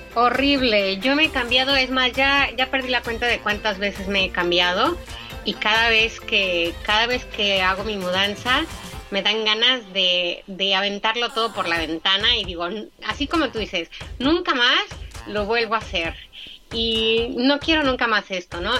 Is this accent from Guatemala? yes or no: no; Mexico; also born or lived in Portugal / Austria / France; now in Germany; también soy mexicana, soy medio mexicana, soy medio austriaca, mi papá es austriaco, mi mamá mexicana